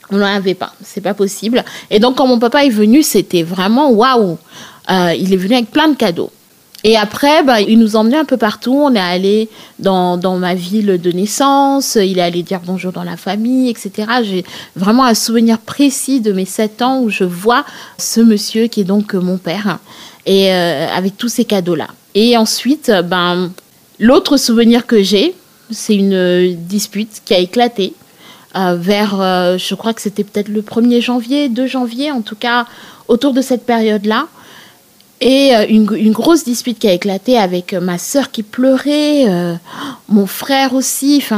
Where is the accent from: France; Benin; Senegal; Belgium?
Senegal; Thiès; also born or lived in Dakar; j'ai grandi euh, au Sénégal, entre Thiès et Dakar. Donc Thiès, c'est la deuxième ville du Sénégal qu'on appelle la ville du rail.